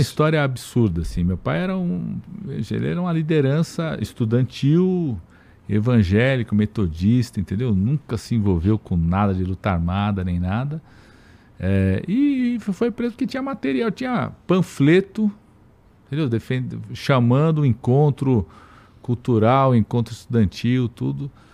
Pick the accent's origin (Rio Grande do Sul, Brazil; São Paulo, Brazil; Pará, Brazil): São Paulo, Brazil; Eu, eu nasci em São Paulo em setembro